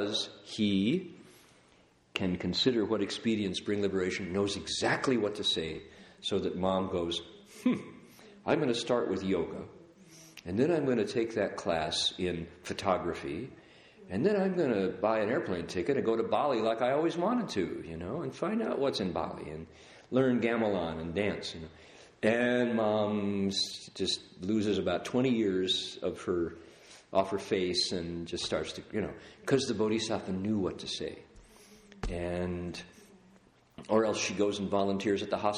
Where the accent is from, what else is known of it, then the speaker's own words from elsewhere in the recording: United States; I'm an American